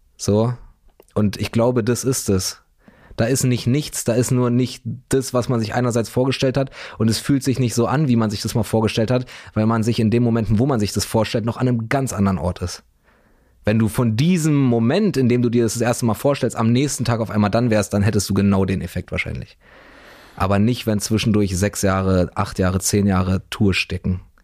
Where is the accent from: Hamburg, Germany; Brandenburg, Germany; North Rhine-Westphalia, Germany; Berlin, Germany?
Berlin, Germany; born or raised there